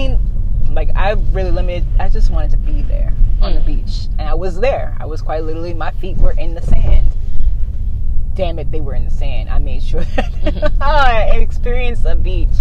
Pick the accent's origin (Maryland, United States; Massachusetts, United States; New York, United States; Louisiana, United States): Louisiana, United States; New Orleans; we were from New Orleans